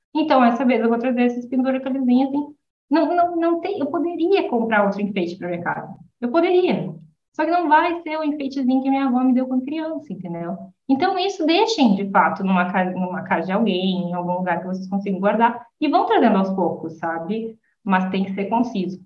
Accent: São Borja, Rio Grande do Sul, Brazil; moved away as an adult; now in Italy; Eu sou fronteirista, né? Sou de São Borja ali, tá, fronteira com a Argentina

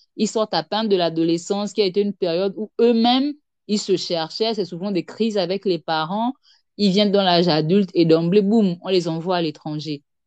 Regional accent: Gabon; je suis gabonaise, euh, résident au Gabon

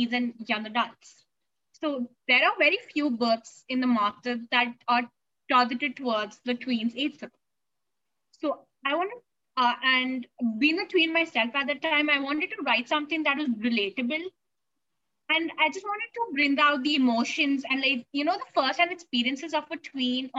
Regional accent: India; I'm a teen author, blogger, and literature advocate from India. And I was born and brought up here

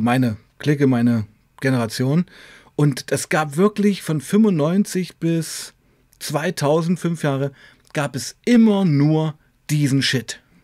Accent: Weißenfels, Saxony-Anhalt, Germany; moved away as an adult; also born or lived in Leipzig; ich bin in Weißenfels geboren und aufgewachsen, in Weißenfels, Sachsen-Anhalt

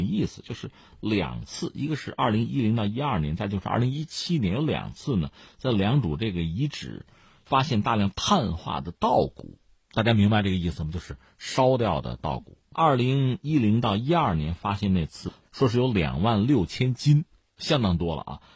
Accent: China; 作为中国人

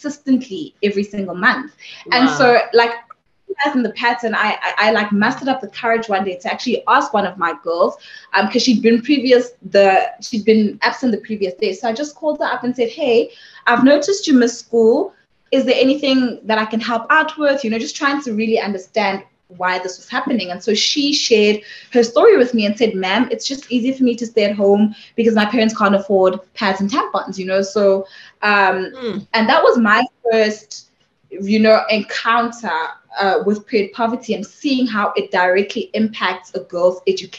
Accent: Sebokeng, Gauteng, South Africa; I was born and raised in Sibukeng

